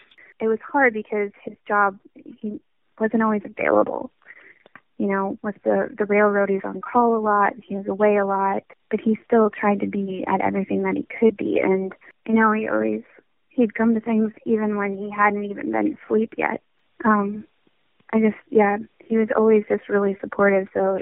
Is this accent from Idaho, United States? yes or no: no; Williston, North Dakota, United States; born there; I was born in Williston, North Dakota.